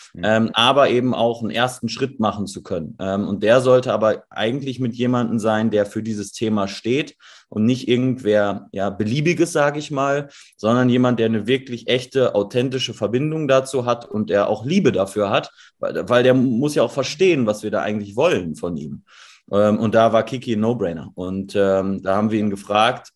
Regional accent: Dortmund, North Rhine-Westphalia, Germany; wir kommen aus, aus Dortmund

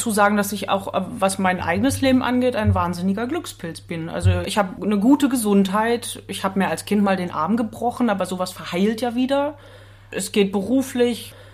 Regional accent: Waren, Mecklenburg-Vorpommern, Germany; also born or lived in Hamburg / Bremen; Ich komme aus Mecklenburg, ja

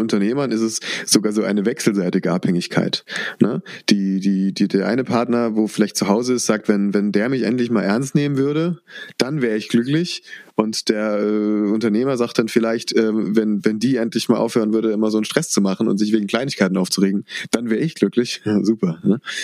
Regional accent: Rhineland-Palatinate, Germany; Bei uns in der Pfalz

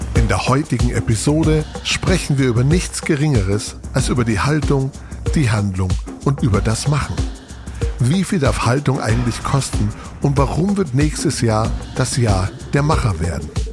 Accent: Munich area, Bavaria, Germany; Also ich komme aus, aus dem Münchner Raum

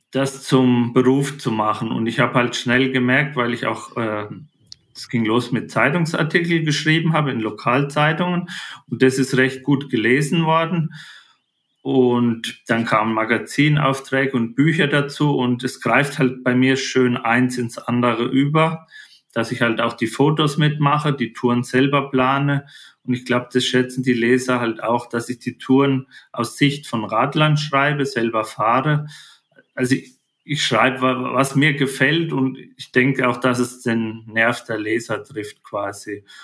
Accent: Spessart, Germany; ich bin im Spessart aufgewachsen, am Fluss Main in der Mitte Deutschland

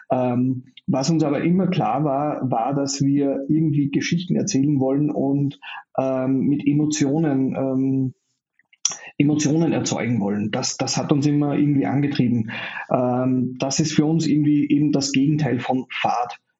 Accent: Austria; Ich bin in Österreich geboren und aufgewachsen, ähm, habe mal kurz in den USA gelebt und auch mal kurz in Neuseeland

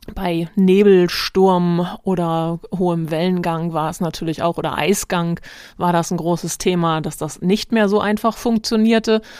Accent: Hamburg, Germany; als Norddeutscher und Hamburger

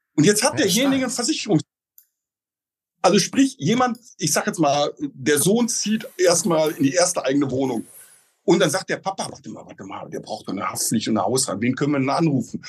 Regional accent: Oelde, North Rhine-Westphalia, Germany; now in Potsdam, Germany; Ich selber komme gebürtig aus Oelde. Das ist so ein kleiner Ort zwischen Münster und Bielefeld.

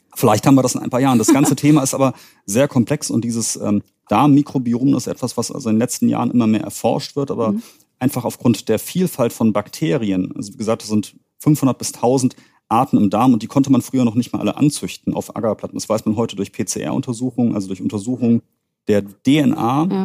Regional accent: Königstein im Taunus, Hesse, Germany; moved away as an adult; also born or lived in Greifswald / Düsseldorf; ich bin gebürtiger Hesse aus Königstein und Taunus

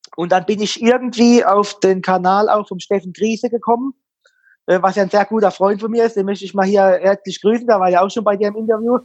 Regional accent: Mannheim, Baden-Württemberg, Germany; Ich bin ja ein gebürtiger Mannheimer

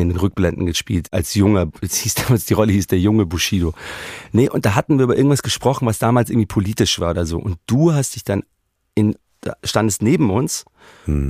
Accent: Munich, Bavaria, Germany; ich bin in München geboren und so, aber man wird ja auch noch, ich bin auch noch Österreicher

